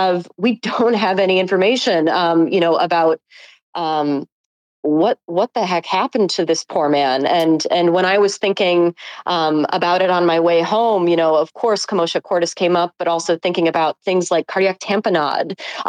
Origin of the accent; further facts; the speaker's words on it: Buffalo, New York, United States; now in New York City, United States; I'm actually from Buffalo, New York.